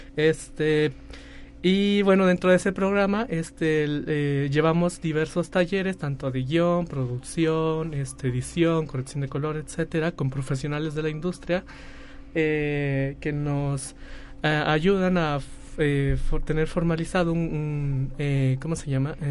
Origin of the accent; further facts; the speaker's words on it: Soledad de Graciano Sánchez, San Luis Potosí, Mexico; Nosotros somos de Soledad